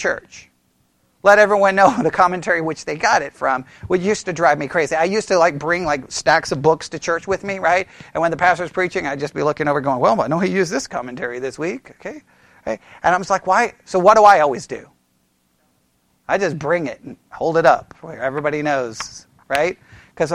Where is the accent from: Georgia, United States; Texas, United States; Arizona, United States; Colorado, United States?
Texas, United States; I was born in Texas on Texas Independence Day